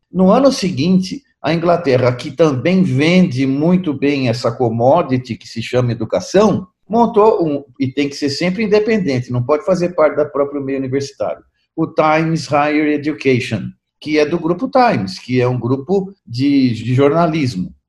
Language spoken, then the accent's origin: Portuguese; Brazil; eu sou brasileiro com descendência italiana